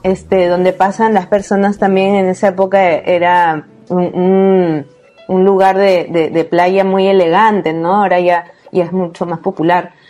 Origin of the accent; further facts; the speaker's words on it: Peru; also born or lived in Lima; soy de Perú y vivo en Lima, que es la capital